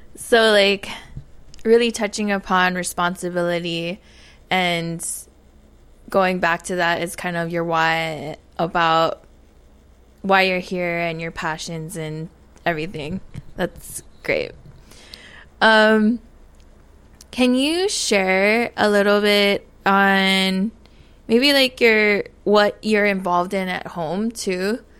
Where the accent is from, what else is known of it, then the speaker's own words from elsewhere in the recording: Papalea, Oahu, Hawaii, United States; moved away as an adult; now in Washington, D.C., United States; I come from Papalea, Oahu, uh, now residing in Washington, D C.